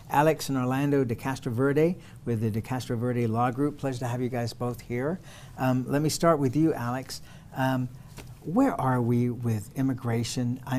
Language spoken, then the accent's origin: English; England, United Kingdom; I came from England, so same story.